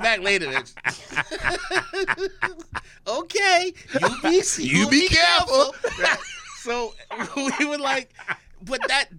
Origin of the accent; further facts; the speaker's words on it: Saint Thomas, U.S. Virgin Islands; Oh, the Virgin Islands in St. Thomas.